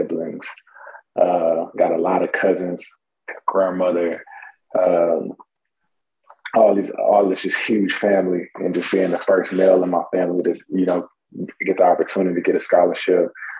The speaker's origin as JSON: {"language": "English", "town": "Houston", "region": "Texas", "country": "United States", "tie": "born or raised there", "said": "I grew up in the Houston, Texas area, north side of Houston, Texas, to be exact"}